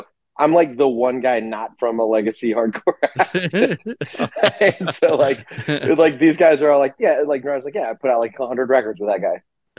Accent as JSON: {"language": "English", "town": "Richmond", "region": "Virginia", "country": "United States", "tie": "born or raised there", "said": "like in Virginia, it was kind of like you went to shows and like in growing up in Richmond, we"}